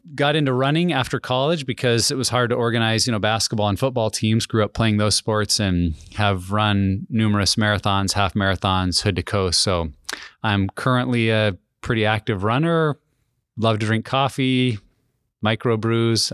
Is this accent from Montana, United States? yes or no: yes; Helena, Montana, United States; moved away as an adult; also born or lived in Wyoming / Minnesota / Kelso, Washington; I grew up in a pastor's family in Wyoming and then Montana, graduated from Helena, Montana